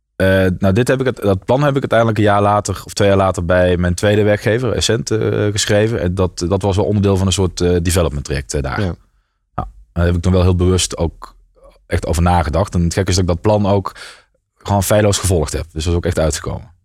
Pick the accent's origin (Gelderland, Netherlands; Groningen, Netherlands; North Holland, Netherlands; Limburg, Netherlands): Limburg, Netherlands; south of Maastricht; die stond in uh, onder Maastricht. dus net voordat je de Belgische grens overgaat. En ehm, nou, daar heb ik ook mijn hele jeugd doorgebracht